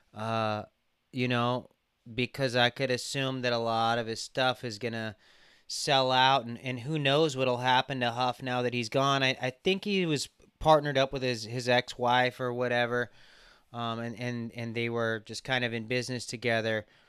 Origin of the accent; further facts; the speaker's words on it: Burbank, California, United States; we grew up in Burbank